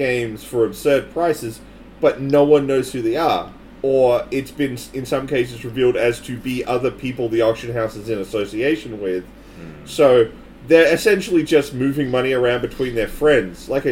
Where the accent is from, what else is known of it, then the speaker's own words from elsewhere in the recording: Australia; I'm Australian